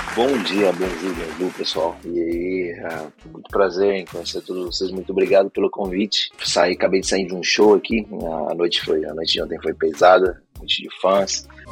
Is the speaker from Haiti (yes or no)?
yes; Haiti; now in Estonia; Eu sou do Haiti. É lá uma, um país, uma ilha lá do, do Caribe, eu sou caribenho